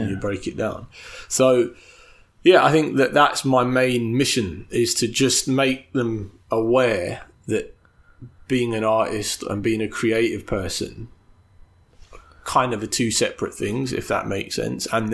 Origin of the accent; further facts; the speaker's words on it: London, United Kingdom; brought up, born and raised in London in a hyper-capitalist society